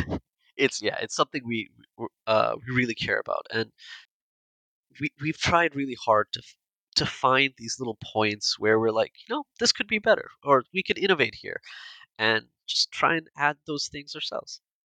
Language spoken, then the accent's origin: English; India; we're all Indian